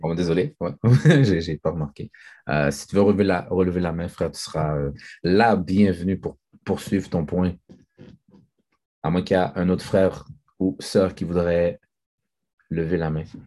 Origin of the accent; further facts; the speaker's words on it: Haiti; moi, je suis haïtien, je, suis fier d'être haïtien